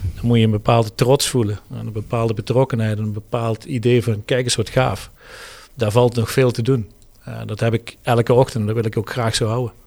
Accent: Heerlen, Limburg, Netherlands; geboren en getogen in het Heerlense.

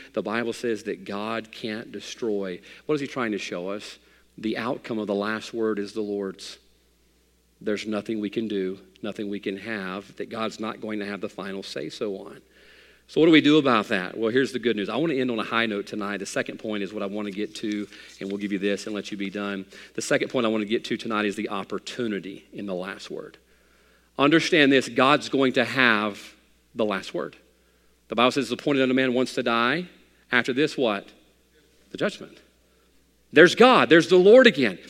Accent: United States

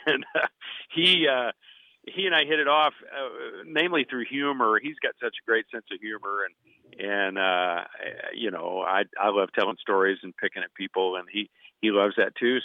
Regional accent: Russell Springs, Kentucky, United States; I, I And from a small town of twenty-five hundred people in Kentucky, uh, the town is Russell Springs

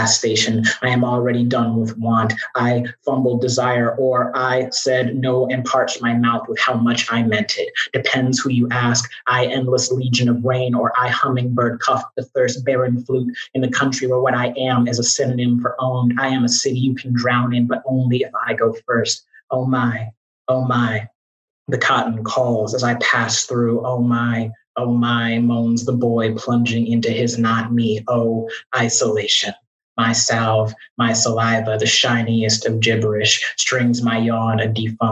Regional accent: Chicago, Illinois, United States; Chicago, my hometown. Glad to be home

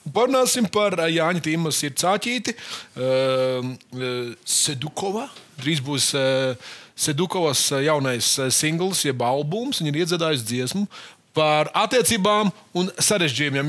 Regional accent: Latvia; Mēs šeit studijā esam visi latvieši

